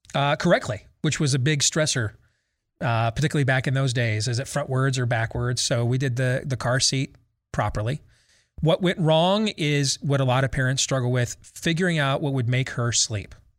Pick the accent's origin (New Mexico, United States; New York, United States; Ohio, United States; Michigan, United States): Michigan, United States; Grand Rapids; at Pinery Park Little League growing up in Grand Rapids